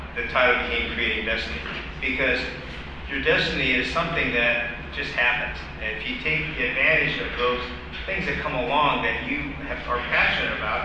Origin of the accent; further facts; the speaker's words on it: Santa Barbara, California, United States; now in Carpinteria, United States; born and raised in Santa Barbara, actually. Now living in Carpinteria, moved to Carpinteria in 76